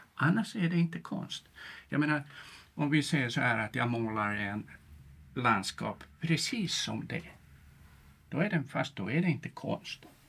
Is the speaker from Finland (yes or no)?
yes; Tampere, Pirkanmaa, Finland; moved away as an adult; now in Sweden; uppvuxen i Tammerfors i Finland och gått Waldorfskolan där